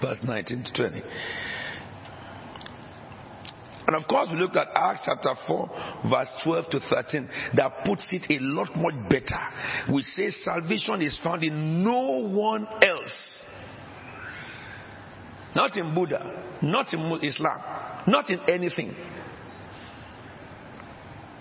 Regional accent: Nigeria; now in England; I came from Nigeria.

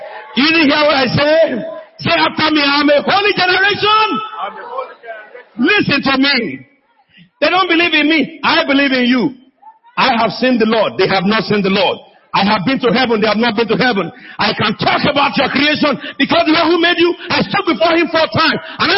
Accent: United Kingdom; It's my mother tongue. I'm an Englishman, but my mother is Bagura.

